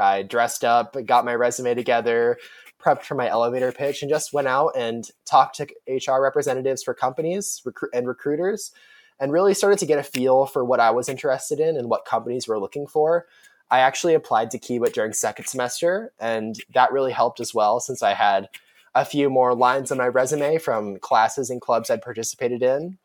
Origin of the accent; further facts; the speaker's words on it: Omaha, Nebraska, United States; I'm a rising sophomore, and I'm from Omaha, Nebraska